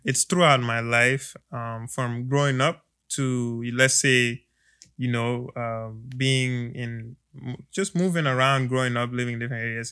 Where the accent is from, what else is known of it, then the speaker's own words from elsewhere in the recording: Gambia; now in United States; I am from the Gambia. I am from West Africa.